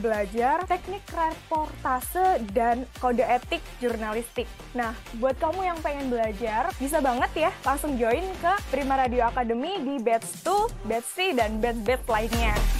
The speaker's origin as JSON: {"language": "Indonesian", "town": "Gresik", "region": "East Java", "country": "Indonesia", "said": "asal aku dari Gersik, aku jauh-jauh dari Gersik ke Surabaya"}